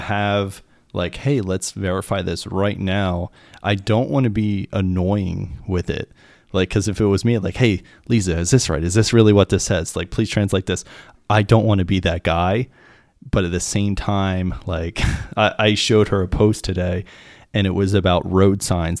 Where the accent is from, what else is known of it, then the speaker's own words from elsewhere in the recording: Pennsylvania, United States; I'm American. I was in the military. Like, I was raised here, like, in, in America and Pennsylvania